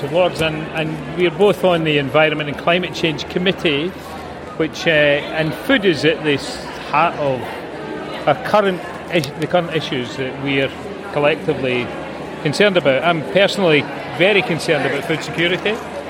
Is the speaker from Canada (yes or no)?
no; Scotland, United Kingdom; accent: Scottish; as you can tell from my accent, I'm from Scotland